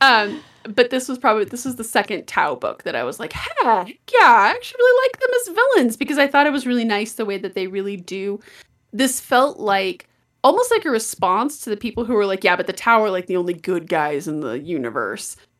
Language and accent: English; Colorado, United States; I say this as a native Coloradan